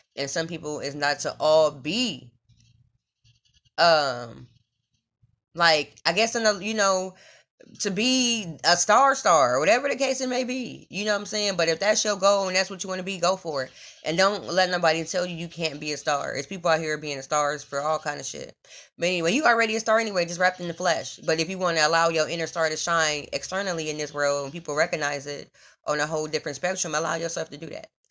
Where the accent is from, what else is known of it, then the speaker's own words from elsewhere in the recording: Omaha, Nebraska, United States; I'm from Omaha, Nebraska, born and raised in the Midwest